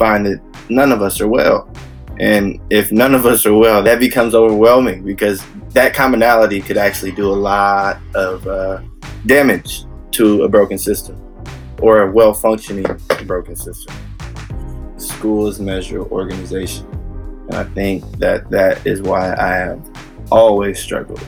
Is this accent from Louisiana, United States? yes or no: no; Bay Area, California, United States; I'm a musician from the Bay Area